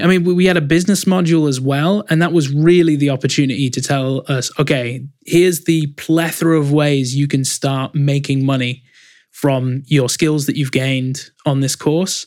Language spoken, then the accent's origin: English; Leeds, Yorkshire and the Humber, United Kingdom; there's one in Leeds, my hometown, called Leeds College of Music